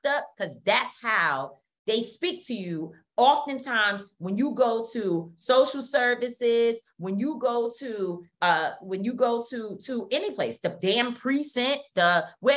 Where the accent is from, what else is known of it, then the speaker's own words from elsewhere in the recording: New York City, New York, United States; I grew up born and raised in Harlem. It's my place.